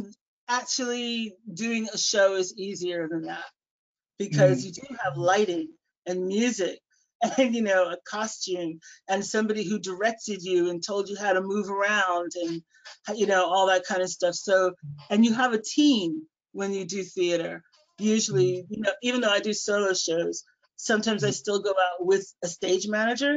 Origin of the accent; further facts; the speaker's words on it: Washington, District of Columbia, United States; moved away as an adult; now in Manchester, United Kingdom; I moved over to Manchester from Washington, D.C. is where I'm from, back way back in 1988. And so I've actually lived here about twice as long as I lived there.